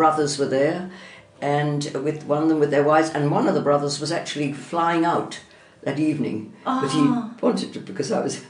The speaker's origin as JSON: {"language": "English", "region": "England", "country": "United Kingdom", "tie": "born there", "said": "We were Irish by thing, but I was born in England, and I had a very privileged childhood, I must admit."}